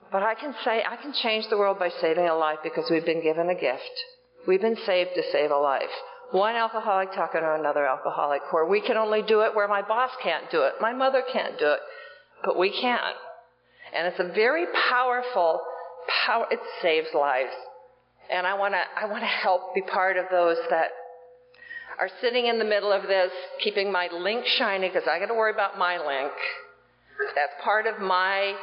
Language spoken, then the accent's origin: English; Iowa, United States; I grew up in Iowa